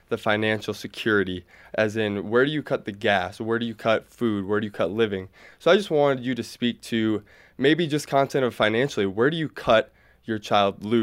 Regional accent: South Dakota, United States; I'm from South Dakota.

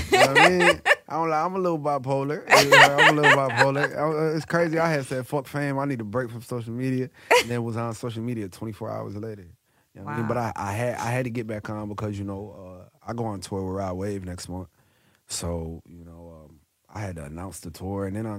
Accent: North Carolina, United States; It was in North Carolina, in my hometown.

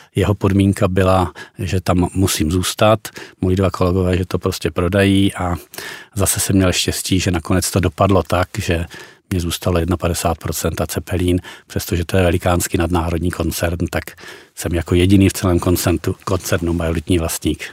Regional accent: Vysočina Region, Czechia; já jsem taky z Vysočiny

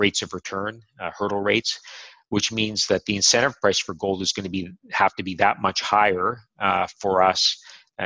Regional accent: Canada; I'm Canadian

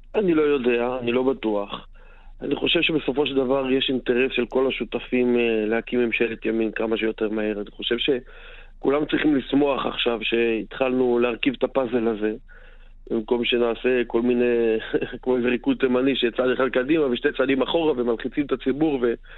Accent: Tel Aviv, Tel Aviv District, Israel; אני בא מדרום תל אביב, אה, שכונות דרום תל אביב

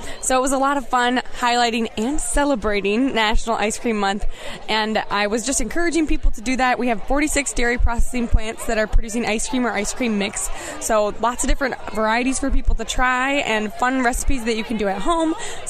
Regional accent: Chippewa Falls, Wisconsin, United States; I'm from Chippewa Falls, grew up on a dairy farm

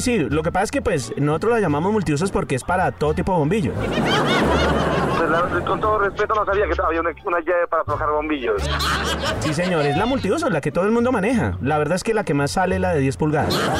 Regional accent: Bogotá, Colombia; yo soy de Bogotá

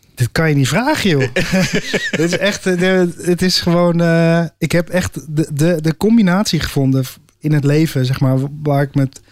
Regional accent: Netherlands; voor ons als Nederlanders

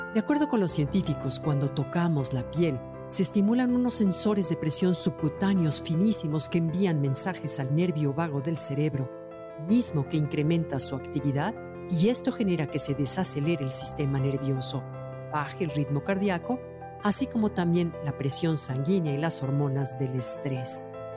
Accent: Mexico; como somos los mexicanos

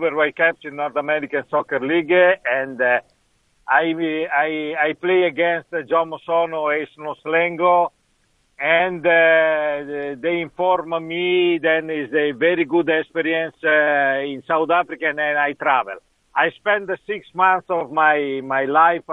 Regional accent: Italy; English is a second language; also born or lived in Ghana; I just arrived in Italy

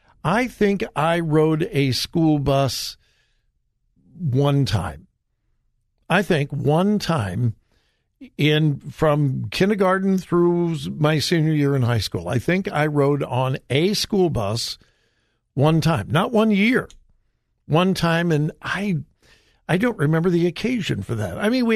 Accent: Los Angeles, California, United States; now in Columbus, United States; growing up in the Los Angeles area

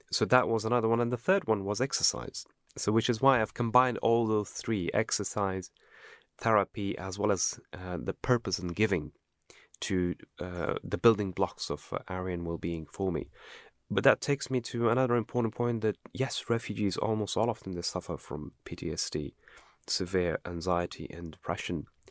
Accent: Afghanistan; now in United Kingdom; I came from Afghanistan

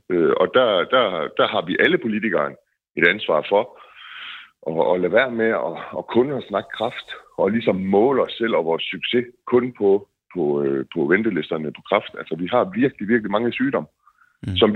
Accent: Denmark; vi skal kunne forvente som danskere på alle områder.

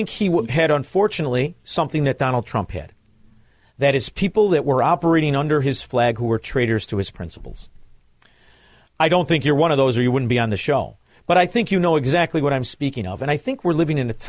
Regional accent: Chicago, Illinois, United States; I'm from Chicago

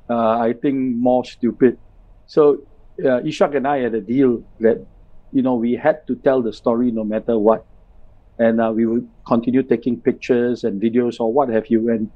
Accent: India; as a Singh, you know, as an Indian with a Singh, I was often

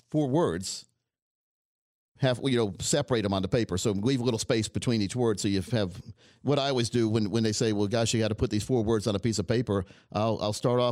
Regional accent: United States; I'm like a typical American. I have like four different things in me. Like, I'm a mutt

